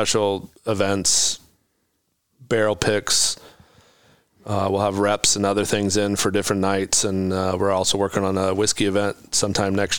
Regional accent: Carroll, Iowa, United States; I'm from Carroll, Iowa.

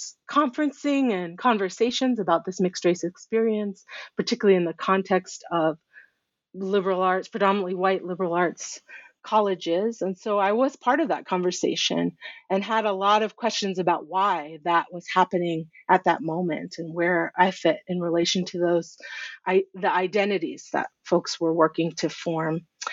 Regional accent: Durham, North Carolina, United States; I grew up in Durham, North Carolina, in a pretty black-white community that was becoming more Latinx. And I think in the context of my family, you know, I grew up as a brown person amongst mostly white people and white friends.

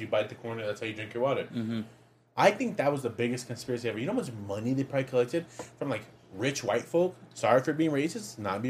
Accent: Northeast, United States; moved away; I grew up in the Northeast.

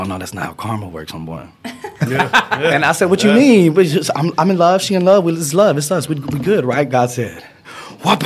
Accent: Fort Worth, Texas, United States; growing up in Texas

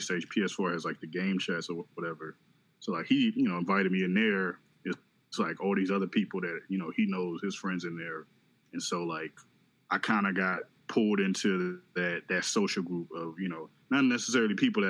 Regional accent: Maryland, United States; moved away as an adult; now in Philadelphia, United States; I'm from Maryland, but I moved to Philly. I moved here in like, I think 2016

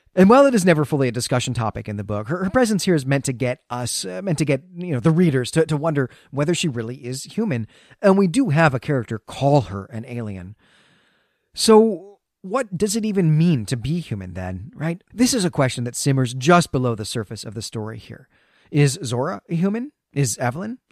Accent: Great Lakes, United States; moved away; when I was growing up in the Great Lakes

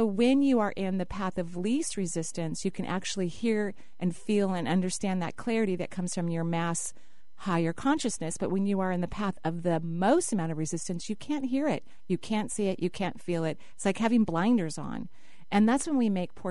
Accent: Seattle, Washington, United States; I grew up in the Northwest, and my parents, when I was very young, were students at the University of Washington.

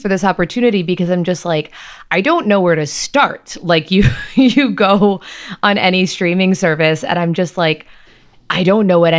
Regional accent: United States; as an American

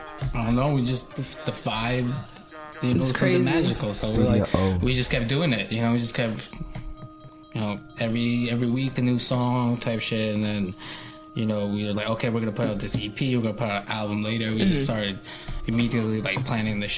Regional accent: Long Island, New York, United States; I'm from Long Island. Born and raised.

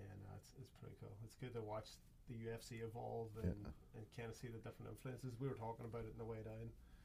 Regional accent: Ireland; now in United States; when I came over to America in '95, so obviously you've got Frankie's the jersey's open, and then I'm from Ireland

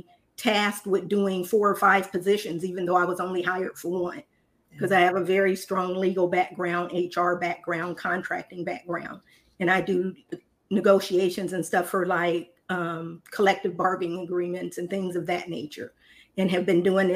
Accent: Indiana, United States; now in Dallas, United States; I'm originally from Indiana, but I now reside in Dallas, Texas

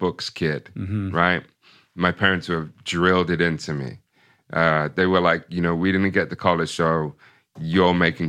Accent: Ipswich, Massachusetts, United States; So yeah. So, you know, growing up in Ipswich, going to a predominantly all white, you know, elementary school

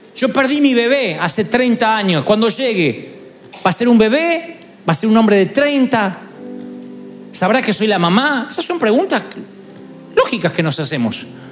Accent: Argentina; moved away; allá en Argentina nací, allá.

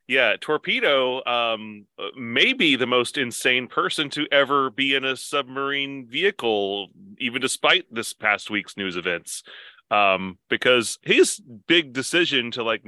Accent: Hawaii, United States; I'm from Hawaii. We do wacky things.

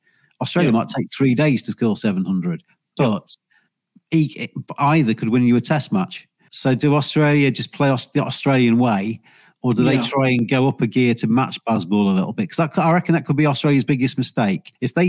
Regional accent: England, United Kingdom; as an Englishman

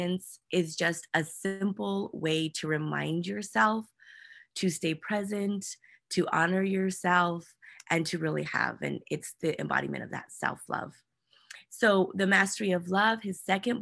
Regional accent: New Mexico, United States; now in San Diego, United States; We do most of our work with young women in Albuquerque and in New Mexico. That's my home state

